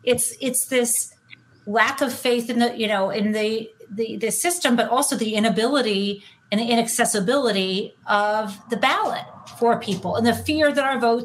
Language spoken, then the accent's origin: English; Midwest, United States; now in Northampton, United States; I grew up in the Midwest and now I live in like Western Massachusetts